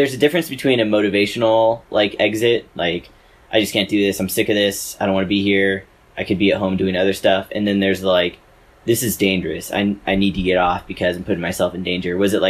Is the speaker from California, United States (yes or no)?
yes; California, United States; I'm from California.